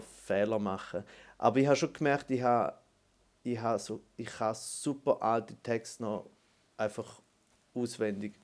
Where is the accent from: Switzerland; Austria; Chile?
Switzerland; German-speaking Switzerland; für uns Deutschschweizer